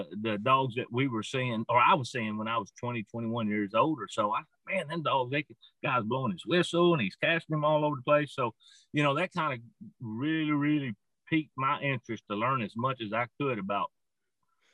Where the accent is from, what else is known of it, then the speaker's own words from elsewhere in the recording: Arkansas, United States; I'm from Surf City, Arkansas, or that's where I live right now, but been here for almost 45 years. That tells you how old I am. I'm 53 years old